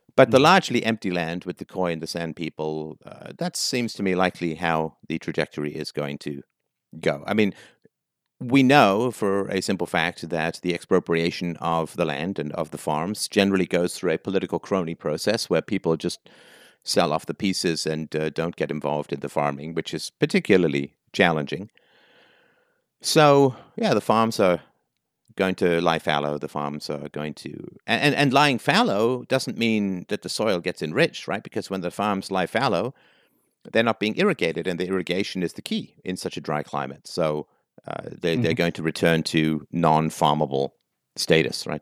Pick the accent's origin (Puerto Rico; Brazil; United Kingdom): United Kingdom; England; also born or lived in Ireland / South Africa; now in Canada; Born in Ireland, grew up in England, lived for a little while in South Africa, came to Canada